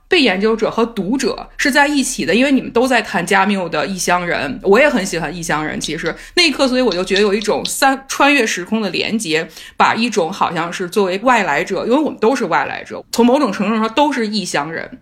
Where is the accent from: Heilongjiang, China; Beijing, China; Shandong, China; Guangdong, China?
Beijing, China; moved away; 我也是北京人